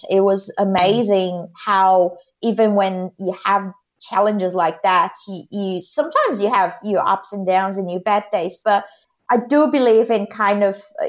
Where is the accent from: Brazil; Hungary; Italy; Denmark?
Brazil; Mato Grosso; moved away as an adult; now in Adelaide, Australia; I currently live in Adelaide, but I'm from Brazil, from a state called Mato Grosso, which is in the middle of Brazil